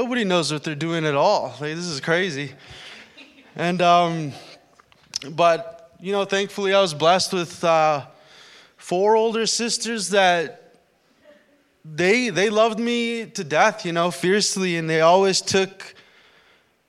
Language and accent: English; Winnipeg, Manitoba, Canada; moved away as an adult; now in Thunder Bay, Canada; I came from the Winnipeg area.